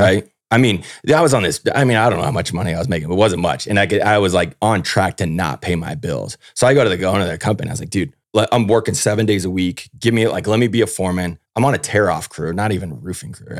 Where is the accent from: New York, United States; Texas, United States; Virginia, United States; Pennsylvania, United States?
Texas, United States; Houston; I grew up down in Houston, Texas